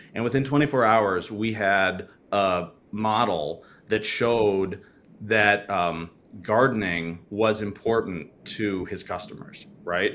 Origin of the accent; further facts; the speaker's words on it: Wisconsin, United States; I'm from Wisconsin, and so is my co-founder, and we've been working together since high school